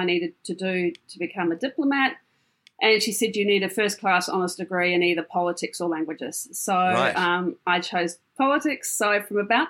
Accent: Palmerston North, Manawatū-Whanganui, New Zealand; I grew up in a little town in New Zealand called Palmerston North

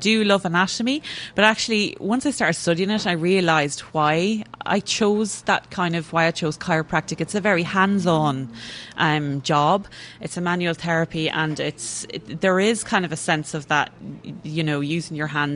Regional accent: Kells, County Meath, Ireland; moved away as an adult; now in England; I grew up in Kilmainham, which is just about 2 miles towards Dublin outside the town.

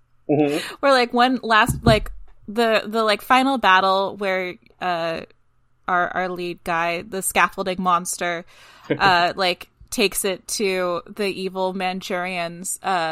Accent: United States; as an American

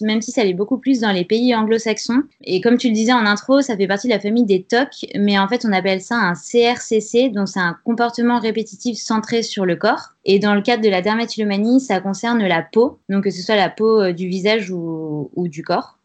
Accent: Grenoble, Auvergne-Rhône-Alpes, France; J'ai 29 ans, je viens de Grenoble

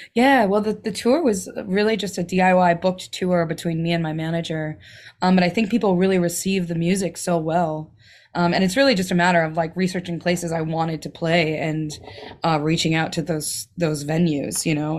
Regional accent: Milwaukee, Wisconsin, United States; I grew up in Milwaukee

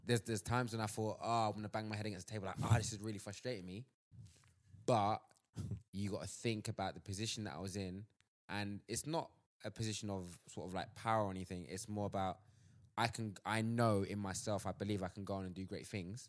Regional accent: London, United Kingdom; I'm from Southeast London

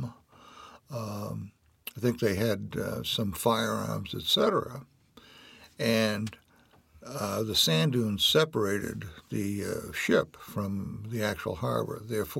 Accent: Weymouth, Massachusetts, United States; also born or lived in Hanover, Massachusetts; I was born in Weymouth, Massachusetts.

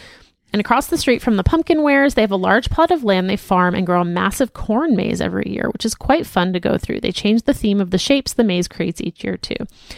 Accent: Florida, United States; now in Colorado, United States; I grew up in Florida with Latino parents who had no idea that this was a thing.

